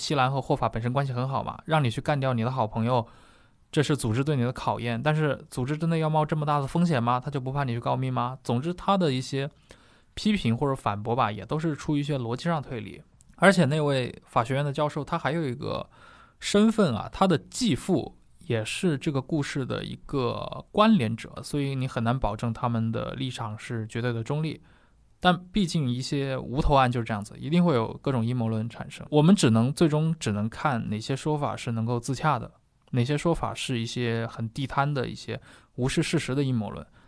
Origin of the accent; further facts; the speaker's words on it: China; 我们中国人理解可能就像洪门里面所谓双花红棍啊这种